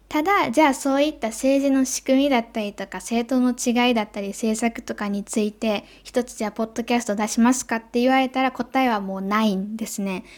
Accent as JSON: {"language": "Japanese", "country": "Japan", "said": "私の母国である日本"}